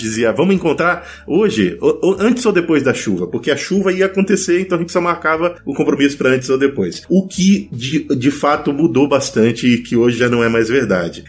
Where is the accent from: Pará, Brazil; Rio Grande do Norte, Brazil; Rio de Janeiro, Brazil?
Pará, Brazil; moved away; Eu sou do Pará, nasci no Pará e me formei no Pará e morei lá por muitos anos